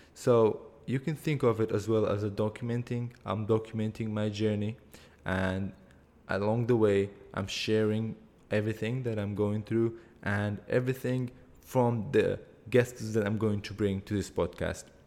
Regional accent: Erbil, Kurdistan Region, Iraq; I am from Erbil, that's a city in Kurdistan region of Iraq, in the country of Iraq

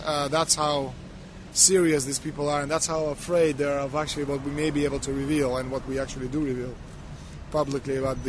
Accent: Canada; I've been doing this for the last 15 years. I'm from Canada. I'm very proud of my country

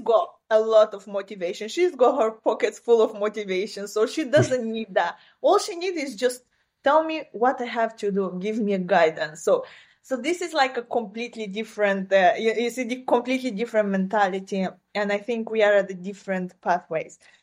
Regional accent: southern Ukraine, Ukraine; first language Romanian; English is a second language; moved away as an adult; now in New York, United States; I come originally from Ukraine. That's this is where I was born and raised.

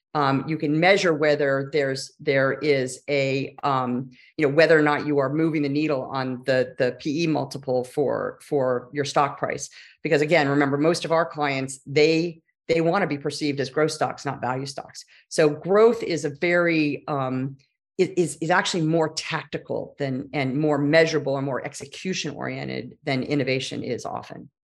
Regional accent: Silicon Valley, California, United States; I am a native Californian. And that is only relevant because I grew up in Silicon Valley

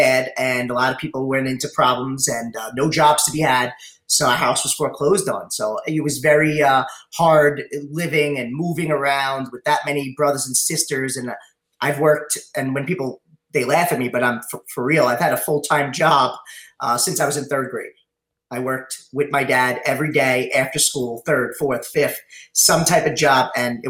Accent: North Massapequa, New York, United States; Yep. North Massapequa, moved around a lot. We had a big family

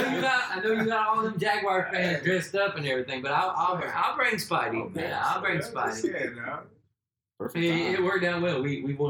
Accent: Jacksonville, Florida, United States; I've lived here all my life.

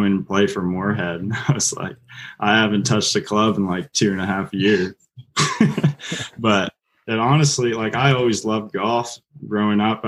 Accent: Whitby, Ontario, Canada; moved away as an adult; now in Kentucky, United States; Whitby, Ontario.

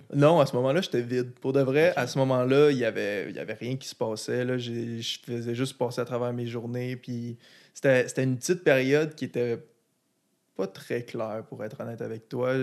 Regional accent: Quebec City, Quebec, Canada; also born or lived in Blainville / Dorval; mes, plus jeunes, souvenirs de mon enfance, c'est à Saint-Émile, à ma première maison sur euh, l'Acropole

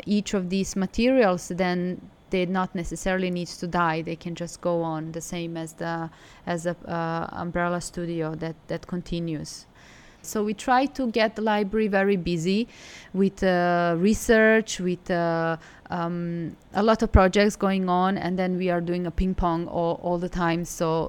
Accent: Belgrade, Serbia; also born or lived in Milan, Italy; now in Hangzhou, China; I'm from Serbia, I'm from Belgrade.

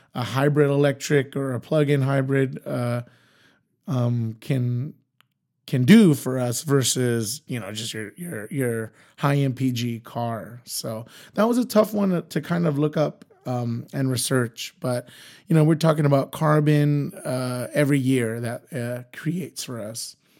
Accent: Imperial Valley, California, United States; I'm originally from the Imperial Valley, so it's about an hour east, or I should say, it's an hour west of Yuma, Arizona.

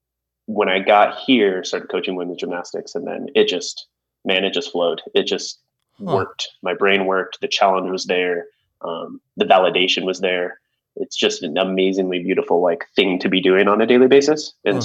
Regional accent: Prescott, Arizona, United States; I'm from Prescott. It's a little small town up in the mountains. Population about 31,000, I believe, when I was in school there.

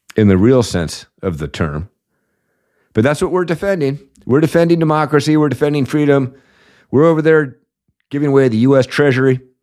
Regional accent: Washington, United States; Over here in my home state of Washington

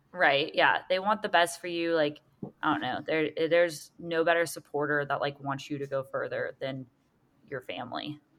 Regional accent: Seaside, Florida, United States; I loved growing up in Seaside

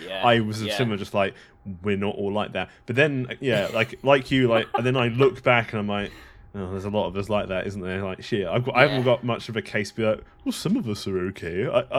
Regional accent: England, United Kingdom; I say that as an Englishman

